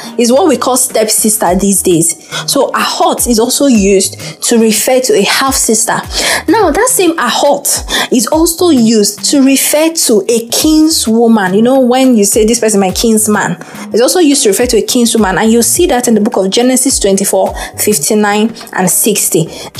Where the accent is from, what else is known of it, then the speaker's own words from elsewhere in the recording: Nigeria; I refer to Nena as my sister because we are both from Igbo, you know.